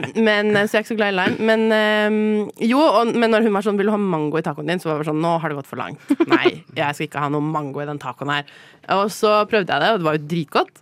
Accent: Oslo, Norway; also born or lived in Paris / London; jeg har vokst opp i Oslo

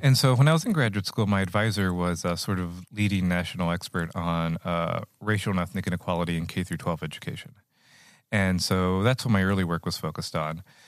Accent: Rio Grande Valley, Texas, United States; moved away as an adult; now in Iowa, United States; I grew up in the Rio Grande Valley

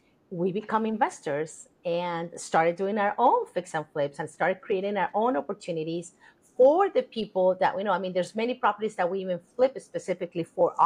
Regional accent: Colombia; now in United States; I'm actually from Colombia, South America, and I arrived to this country in 1989 with $300 in my pocket

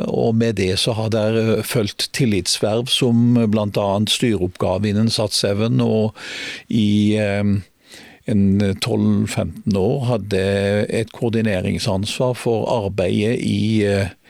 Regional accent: Grimstad, Agder, Norway; born or raised there; also born or lived in Oslo

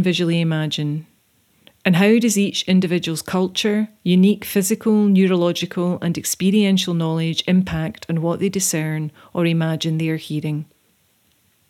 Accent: Isle of Iona, Scotland, United Kingdom; I'm an artist from the Isle of Iona.

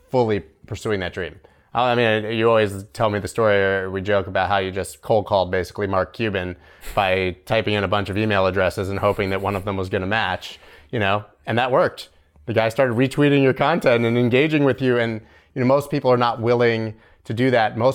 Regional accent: Canada; I'm Canadian.

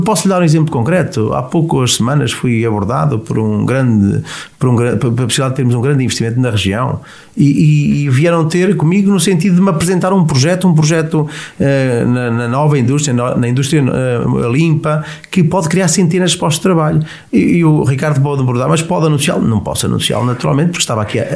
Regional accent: Viseu, Centro, Portugal; also born or lived in Mangualde; é um privilégio ter nascido em Viseu, e eu por acaso nasci em Viseu

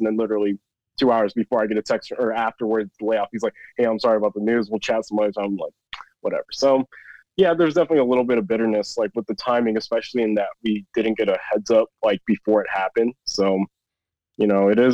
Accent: Chino Hills, California, United States; moved away as an adult; also born or lived in Arizona; I grew up in Chino Hills

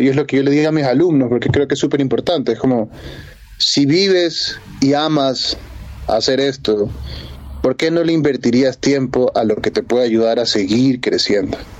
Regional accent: Ecuador; no soy el primer ecuatoriano que llegó a Berkeley con una beca

